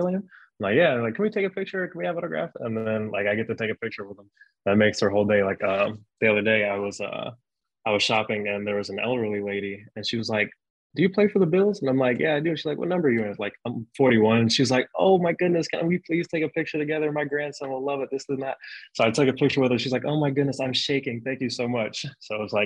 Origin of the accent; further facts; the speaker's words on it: Columbus, Ohio, United States; now in Buffalo, United States; I'm from Columbus. I grew up like 15 minutes from the campus